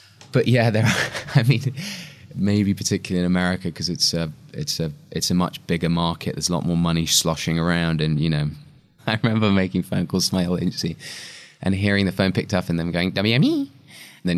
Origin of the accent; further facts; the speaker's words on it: England, United Kingdom; being English again.